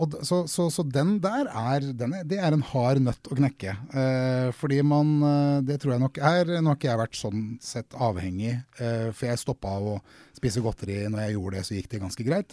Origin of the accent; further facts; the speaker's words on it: Drammen, Buskerud, Norway; also born or lived in Krokstadelva; Jeg vokste opp på Konnerud, og så har jeg bodd i flere steder i Drammen by.